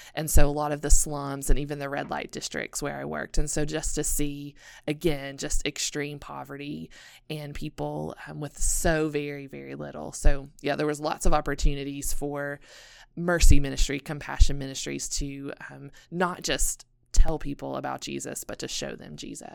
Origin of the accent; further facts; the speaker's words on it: Elizabethton, Tennessee, United States; also born or lived in South Asia; I was born and raised in Elizabethton, Tennessee. So I'm a small town girl from the mountains.